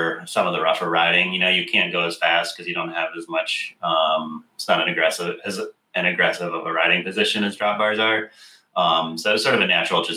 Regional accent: Michigan, United States; also born or lived in Minnesota; now in Portland, United States; grew up in the center of the country in Michigan

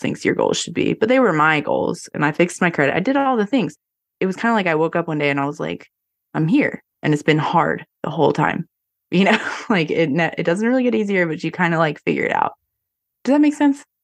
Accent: North Carolina, United States; I'm born and raised in North Carolina

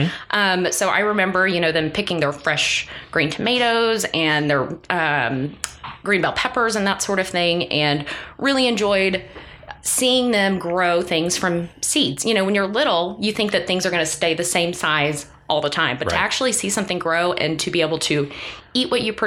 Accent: Tyler, Texas, United States; moved away as an adult; now in Lubbock, United States; I was raised in Tyler, Texas, originally.

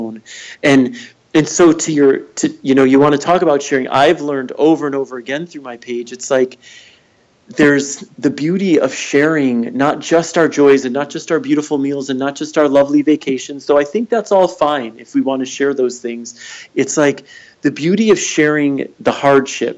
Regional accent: Michigan, United States; moved away as an adult; also born or lived in California / New York / Ann Arbor; I just moved back to Michigan. I grew up here.

